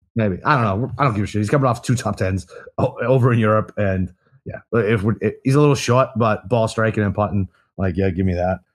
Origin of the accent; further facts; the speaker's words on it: United States; I'm fucking American